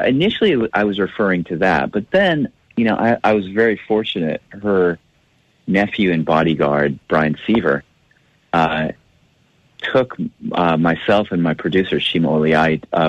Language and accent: English; Nashville, Tennessee, United States; I'm a Lebanese American, and so I grew up in Nashville, but I never really felt like I was a part of the core Nashville culture.